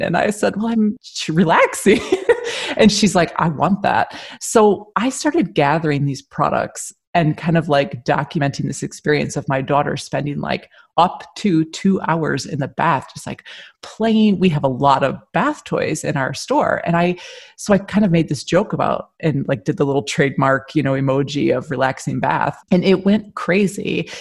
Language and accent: English; Michigan, United States; moved away as an adult; also born or lived in Philadelphia; now in Edinburgh, United Kingdom; I'm a, an American. I was born in Michigan, but I moved here from Philadelphia 14 years ago.